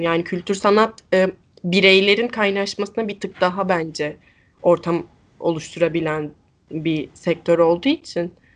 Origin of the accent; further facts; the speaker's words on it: İzmir, Turkey; Ben İzmirliyim